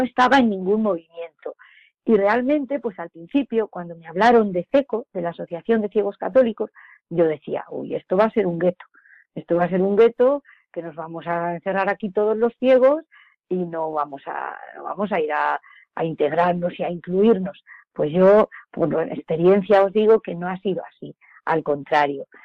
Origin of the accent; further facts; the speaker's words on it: Villacañas, Castilla-La Mancha, Spain; yo soy de Villacañas, un pueblo de aquí, de Toledo, cerquita